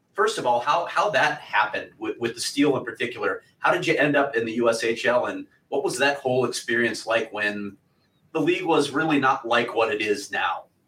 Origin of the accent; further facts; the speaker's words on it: Chicago, Illinois, United States; my hometown of yeah. Chicago